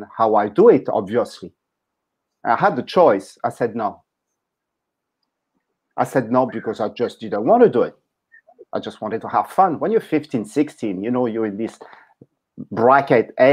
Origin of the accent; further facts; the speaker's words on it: Paris, Île-de-France, France; moved away; I was born in Paris, in France